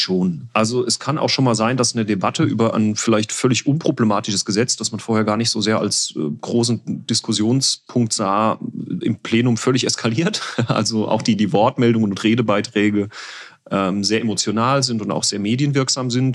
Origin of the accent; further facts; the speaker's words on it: Winterbach, Rhineland-Palatinate, Germany; Wir hatten unsere eigene Kirmes in unserem Heimatort, in meiner Heimatgemeinde Winterbach.